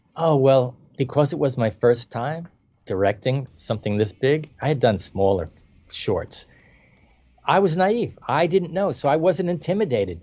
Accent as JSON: {"language": "English", "town": "New York City", "region": "New York", "country": "United States", "tie": "born or raised there", "said": "I was born in the Bronx"}